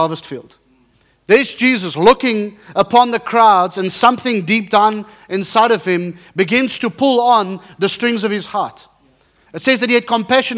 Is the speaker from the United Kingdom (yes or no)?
no; South Africa; moved away; I'm South African, very South African with a Dutch background.